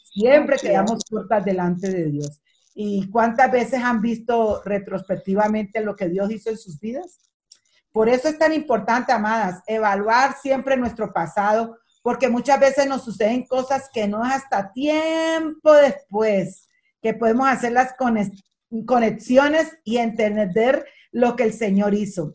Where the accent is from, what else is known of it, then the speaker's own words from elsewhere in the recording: Colombia; moved away as an adult; now in Dominican Republic; yo soy colombiana